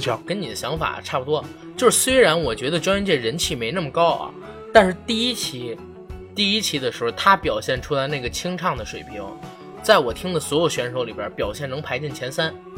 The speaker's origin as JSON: {"language": "Chinese", "region": "Beijing", "country": "China", "said": "我作为一个北京人"}